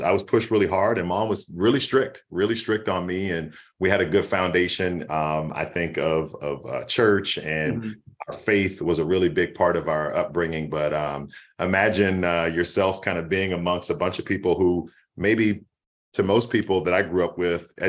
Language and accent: English; Washington, D.C. area, Prince George's County, Maryland, United States; I grew up in the Washington, D.C. area, PG County, to be specific